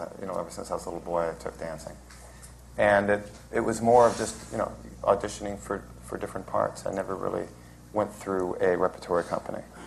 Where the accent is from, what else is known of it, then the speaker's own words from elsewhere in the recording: San Jose, California, United States; moved away as an adult; also born or lived in Las Vegas / Los Angeles; now in New York, United States; I was brought up in San Jose, California, and worked in the in the San Francisco area